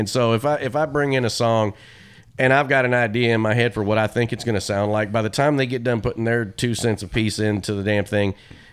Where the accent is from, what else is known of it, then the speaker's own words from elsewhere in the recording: Kentucky, United States; I grew up in Kentucky